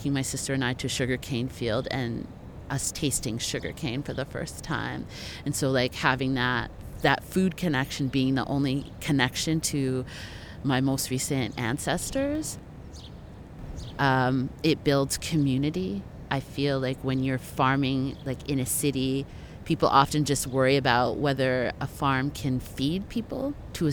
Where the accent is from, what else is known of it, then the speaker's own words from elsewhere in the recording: Canada; I'm from Canada